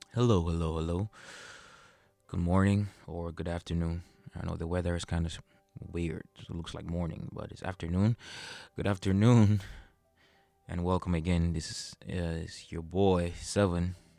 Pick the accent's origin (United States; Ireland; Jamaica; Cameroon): Cameroon; In Cameroon, I'm from Cameroon.